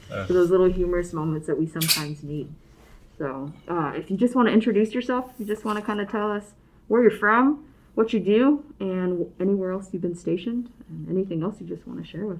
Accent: Alaska, United States; moved away; I'm from Alaska, and we would drive the Alcan and come down to the lower 48.

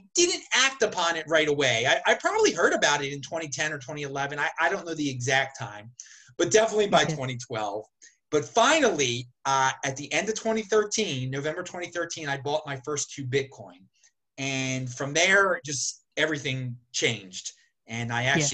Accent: Baltimore, Maryland, United States; I grew up in the Baltimore area

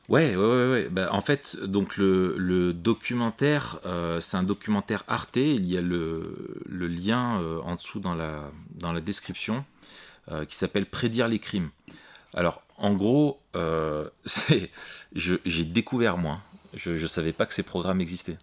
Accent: France; chez nous en France

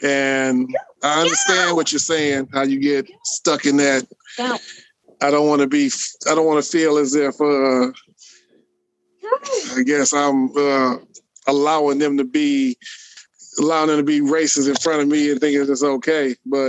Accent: the North, United States; I'm from the North.

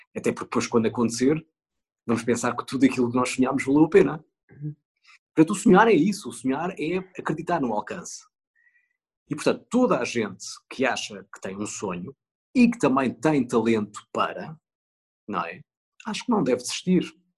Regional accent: Northern Portugal, Portugal; moved away; quando vou para a minha terra no norte passar férias

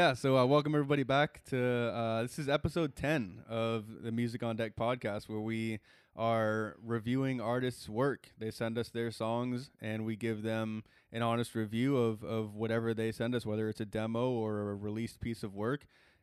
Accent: Texas, United States; so I already little brownie points with me as a Texan.

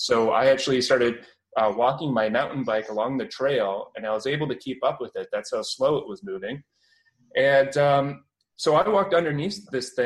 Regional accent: Cambridge, Ontario, Canada; accent: Canadian; now in London, Canada; I'm from Ontario, Canada, and right now I'm living in London. But I grew up in Cambridge, Ontario

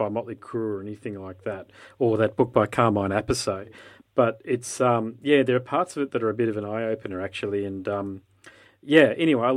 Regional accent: Sunshine Coast, Queensland, Australia; I'm a Queenslander and I know a reasonable amount of young bands up here from Gympie, Sunshine Coast, where I'm from, the Sunshine Coast

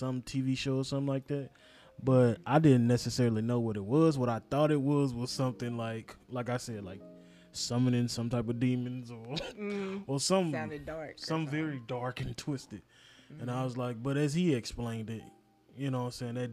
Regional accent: United States; I'm American

